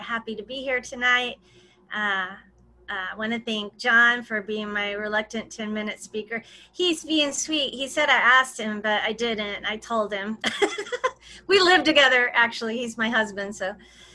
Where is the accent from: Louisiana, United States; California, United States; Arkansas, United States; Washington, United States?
Arkansas, United States; I grew up in Arkansas, in a little bitty town, like 1500 people where I grew up.